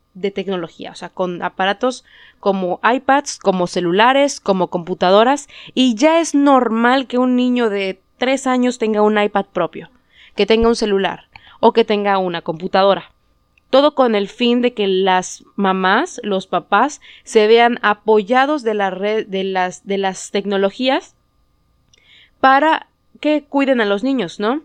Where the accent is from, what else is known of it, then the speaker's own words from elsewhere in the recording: Mexico; first language Spanish; aquí en México, que nuestra lengua nativa es el español